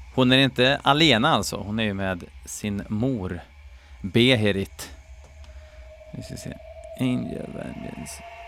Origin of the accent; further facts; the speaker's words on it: Skoghall, Värmland, Sweden; jag är från Skoghall